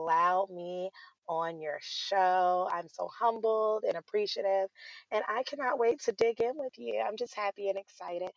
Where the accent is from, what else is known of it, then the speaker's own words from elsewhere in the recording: Atlanta, Georgia, United States; also born or lived in Raleigh, North Carolina; I am born and raised in Atlanta, Georgia